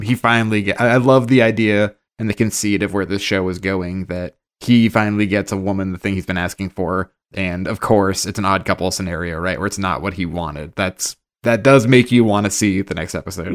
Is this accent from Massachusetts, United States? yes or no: yes; Boston, Massachusetts, United States; being from the Northeast, right? We're from Boston, all of us